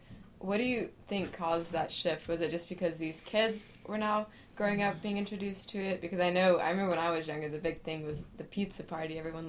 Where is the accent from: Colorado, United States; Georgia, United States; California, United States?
Georgia, United States; Athens; I grew up in Athens